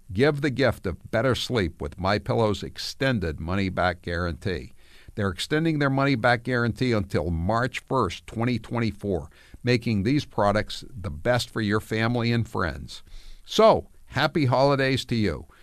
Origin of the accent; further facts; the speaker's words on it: New England, United States; It was all preppies from New England, like myself